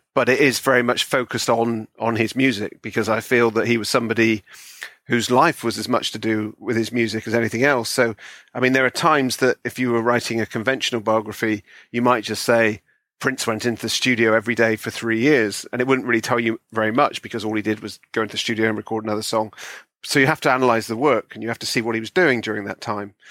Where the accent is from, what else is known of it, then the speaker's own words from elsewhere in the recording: Bristol, South West England, United Kingdom; now in London, United Kingdom; I'm from Bristol originally, uh, which is in the West Country.